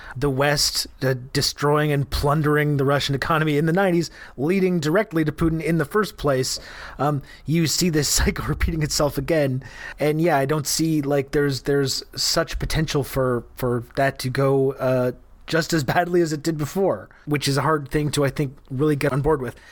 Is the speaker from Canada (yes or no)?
yes; Canada; I'm Canadian